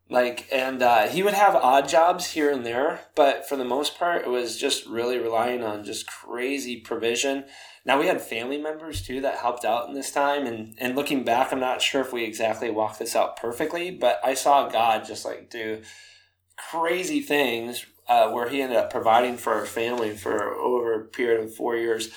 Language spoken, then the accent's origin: English; Sparta, Wisconsin, United States; moved away; also born or lived in Minnesota; I was growing up in an even smaller town than you. My goodness. Uh, Sparta, Wisconsin.